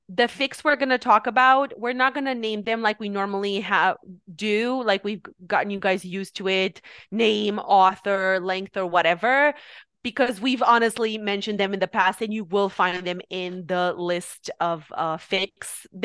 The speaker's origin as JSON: {"language": "English", "country": "Romania", "tie": "born or raised there", "moved": "yes", "said": "We are both from Romania. And uh, one thing we did in Romania while we were going to school"}